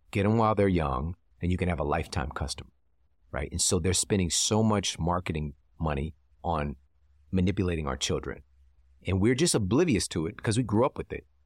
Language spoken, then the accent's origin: English; St. Louis, Missouri, United States; I'm from Saint Louis